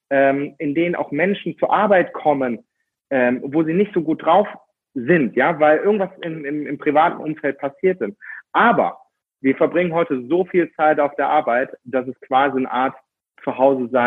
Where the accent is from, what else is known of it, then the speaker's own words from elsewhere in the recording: Austria; Und ich komme aus Österreich und dort haben wir einige Berge